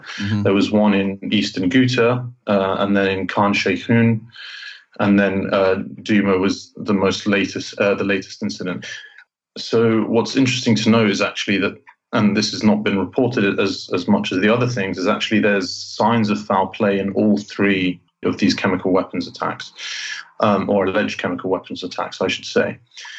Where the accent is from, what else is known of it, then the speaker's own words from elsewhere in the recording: Jordan; because I grew up in Jordan.